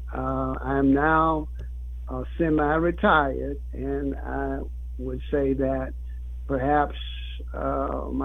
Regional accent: Jonesboro, Louisiana, United States; moved away as an adult; also born or lived in Washington, D.C. / Lafayette, Louisiana; it was always my intent to return to my home state and my hometown. With all the knowledge and expertise I'd learned during those days in Washington, I wanted to come back to Louisiana, Brian, and to apply some of the knowledge and programs that I had been introduced to a small town like Jonesboro

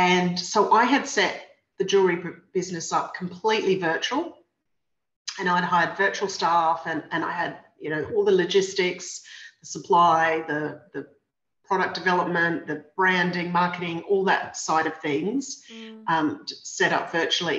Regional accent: Brisbane, Queensland, Australia; I was 16 and I grew up in Brisbane

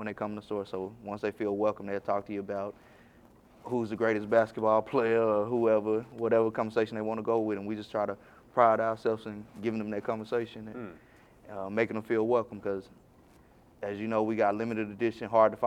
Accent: Little Rock, Arkansas, United States; I'm from Little Rock, Arkansas

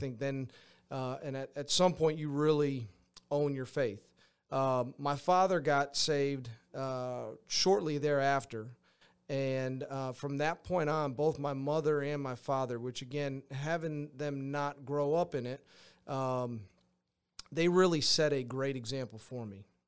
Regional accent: Granby, Massachusetts, United States; moved away as an adult; I grew up in Granby, went to high school in, uh, in Granby, Massachusetts

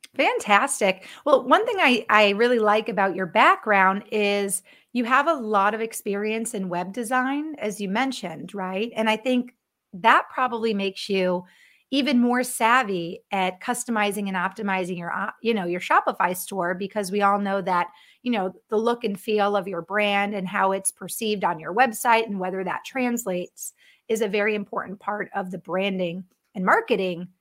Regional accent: Connecticut, United States; now in Minneapolis, United States; I grew up in Connecticut, now living in Minneapolis, Minnesota

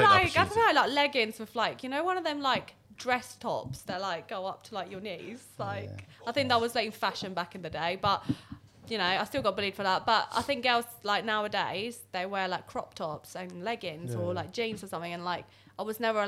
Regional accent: Italy; born there; I was born in Italy, so I speak three languages.

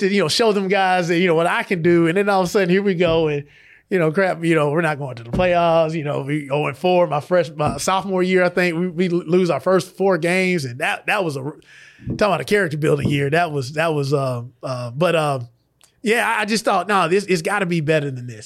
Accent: LaGrange, Georgia, United States; I grew up here in LaGrange.

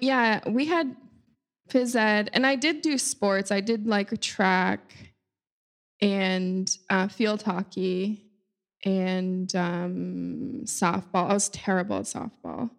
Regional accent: Cape Cod, Massachusetts, United States; moved away as an adult; now in New York, United States; I grew up on Cape Cod in Massachusetts.

